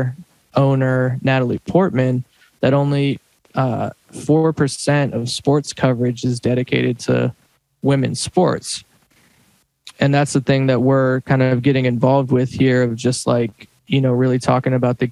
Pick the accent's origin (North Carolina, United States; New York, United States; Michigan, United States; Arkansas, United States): North Carolina, United States; Durham; now in Los Angeles, United States; I'm originally from Durham, North Carolina, a big Duke fan